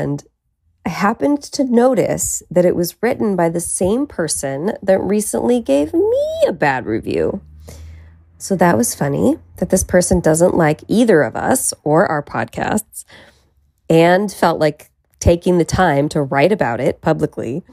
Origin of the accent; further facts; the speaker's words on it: Petaluma, California, United States; now in Los Angeles, United States; be all the way in Petaluma, California. That's my hometown